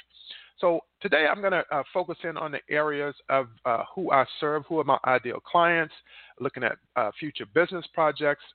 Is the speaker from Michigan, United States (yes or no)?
no; North Carolina, United States; moved away as an adult; I was born in North Carolina, one of 10 children